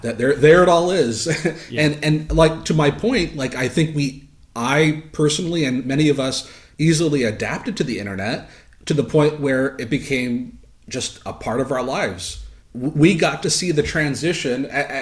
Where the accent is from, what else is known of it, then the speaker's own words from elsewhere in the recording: Southern Ontario, Canada; a sheltered kid growing up in Southern Ontario